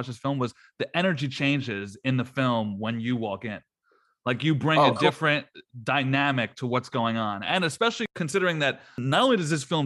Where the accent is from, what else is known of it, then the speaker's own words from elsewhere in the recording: New Jersey, United States; I'm from Jersey